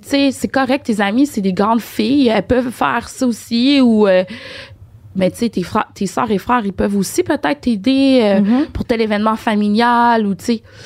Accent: Port-au-Prince, Haiti; moved away; je suis née à Port-au-Prince.

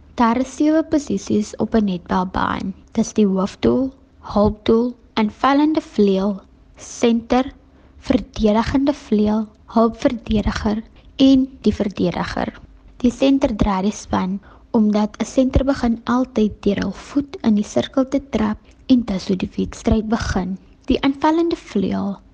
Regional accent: South Africa; ek is van Kranzloek afkomstig

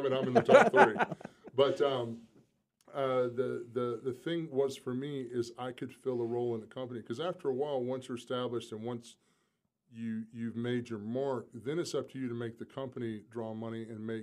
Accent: South Carolina, United States; moved away; I'm still from South Carolina. I mean, I'm a small-town kid

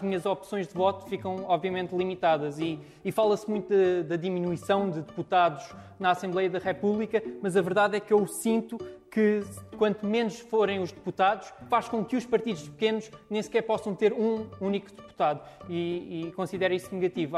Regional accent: Santiago do Cacém, Setúbal, Portugal; sou de Santiago do Cacém

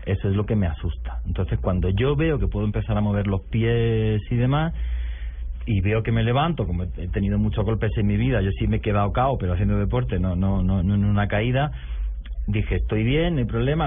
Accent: Granada, Andalusia, Spain; mi ciudad, que es Granada, que está al sur de España, ...en una región que se llama Andalucía

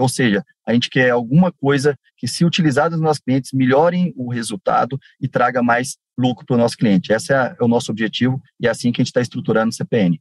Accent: Araxá, Minas Gerais, Brazil; moved away as an adult; also born or lived in Goiás; now in Rondonópolis, Brazil; passei uma parte da minha vida em Minas, nascido em Araxá

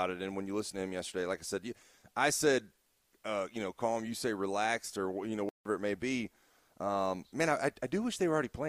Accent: Florida, United States; I grew up in Florida

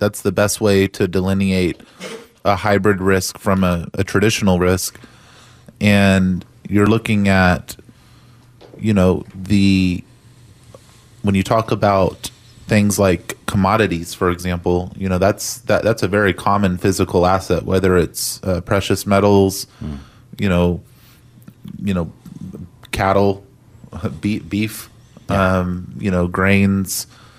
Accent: Texas, United States; being a Texan, if you're listening to this, I think we sometimes just take it for granted that, you know, Texas is, it's been an amazing real estate market for some time now

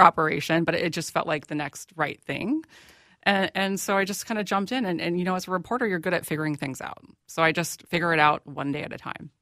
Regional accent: Plymouth, Minnesota, United States; i grew up in, in plymouth

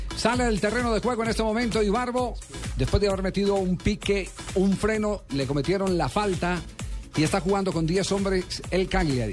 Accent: Manizales, Caldas, Colombia; now in Bogotá, Colombia; Manizales, de mi tierra

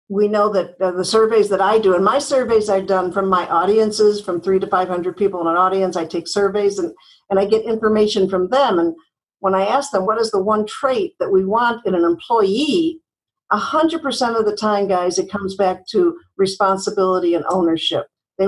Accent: Chicago, Illinois, United States; now in California, United States; Well, I was born in Chicago. I had a very nice family life. I went to grammar school and high school in Chicago and went to work at WGN Television.

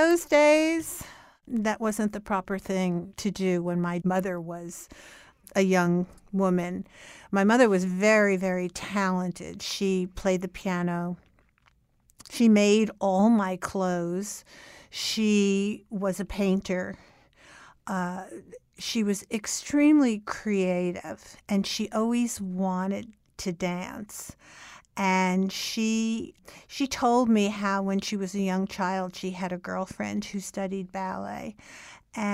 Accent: Newark, New Jersey, United States; now in New York, United States; I grew up in Newark, New Jersey, and I lived there until I was 24 years old.

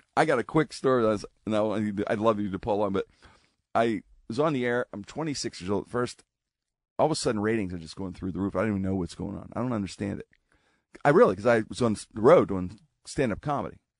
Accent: Pittsburgh, Pennsylvania, United States; I'm a kid growing up in Pittsburgh

